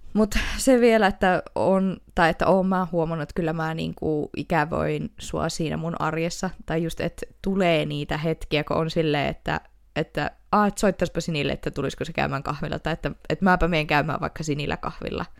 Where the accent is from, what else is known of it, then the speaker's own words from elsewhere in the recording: Oulu, North Ostrobothnia, Finland; accent: Oulu dialect; Mä oon kyllä aina puhunut sille Oulua